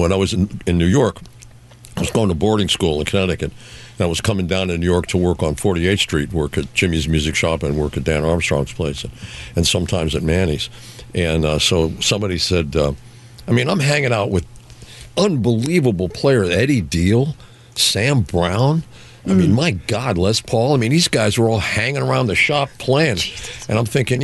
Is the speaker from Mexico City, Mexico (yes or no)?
yes; Mexico City, Mexico; moved away; I grew up in Mexico City